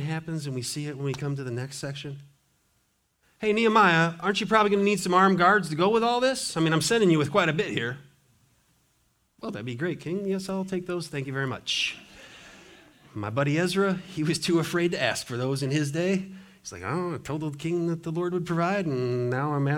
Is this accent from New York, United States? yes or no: no; Montana, United States; now in Richmond, United States; Growing up in Montana, you know, Montana, timber everywhere